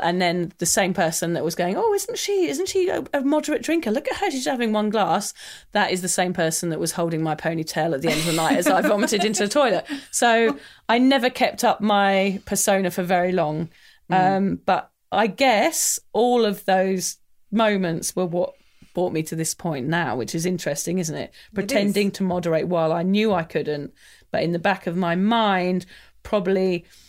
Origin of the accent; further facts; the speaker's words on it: England, United Kingdom; I'm English